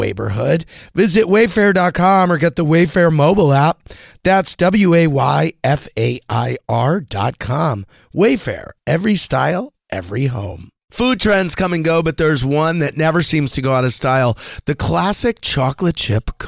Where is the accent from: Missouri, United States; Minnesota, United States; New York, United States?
Missouri, United States; St. Louis; I'm from St. Louis